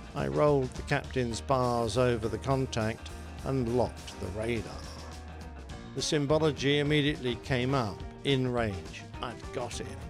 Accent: United Kingdom; accent: pommy; for being British, for having a funny pommy accent

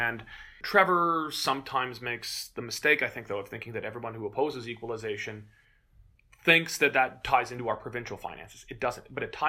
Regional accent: Alberta, Canada

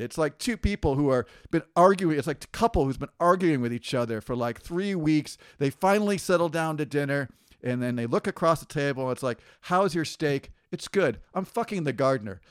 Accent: Massachusetts, United States; now in Beijing, China; I was born in Massachusetts

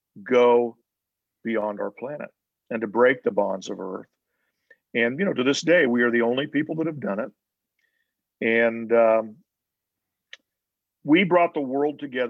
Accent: Wichita, Kansas, United States; also born or lived in South Dakota; I'm proud to tell people that we're from Wichita, and very proud. And I'm proud to tell people that I'm from Kansas

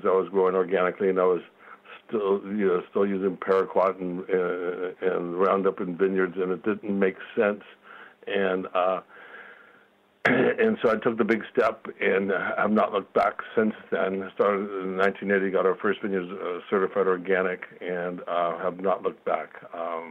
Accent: Glen Ellen, California, United States; also born or lived in San Francisco, California; I was born in San Francisco. My folks bought property and when I was 8 years old, 9 years, 10 years old, somewhere in Glen Ellen, California, in Sonoma

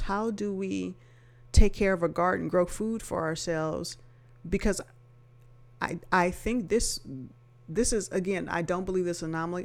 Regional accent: Los Angeles, California, United States; now in Texas, United States; I'm not native to Texas. I'm originally from Los Angeles

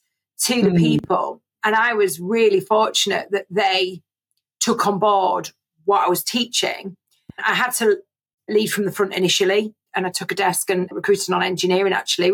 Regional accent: Scarborough, Yorkshire and the Humber, United Kingdom; moved away as an adult; also born or lived in Bradford / Leeds; I was born and bred in Scarborough and decided that I needed to leave and went off to Bradford University

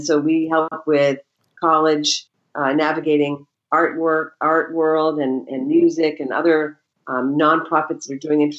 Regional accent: Maine, United States; I grew up in Maine, and I happen to know a lot of people in Maine.

